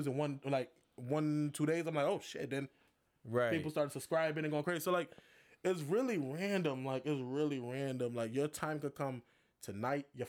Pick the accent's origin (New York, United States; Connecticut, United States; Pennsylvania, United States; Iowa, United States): Connecticut, United States; Hartford; I'm from Hartford